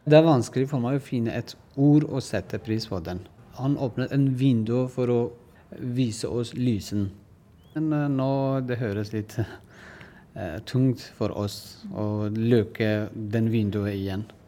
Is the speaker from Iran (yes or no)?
yes; Iran; Norwegian is a second language; moved away as an adult; now in Norway; Jeg er eh, kurder fra Iran. Jeg kom til Norge 2007